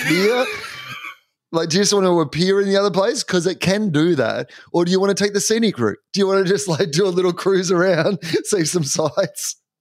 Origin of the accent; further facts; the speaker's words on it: Australia; I am an Aussie